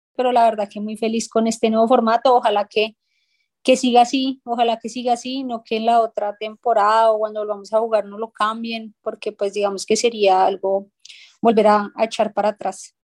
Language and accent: Spanish; Bogotá, Colombia; casi que toda mi infancia crecí en ese barrio